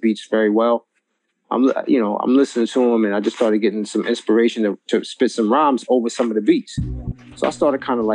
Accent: New York City, New York, United States; moved away as an adult; also born or lived in Northern New Jersey; now in New Jersey, United States

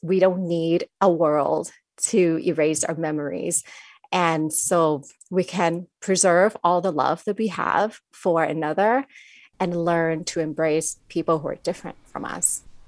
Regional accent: Thailand; I grew up in Thailand, I was surrounded by the culture and the teachings of Buddhism, even though I'm not

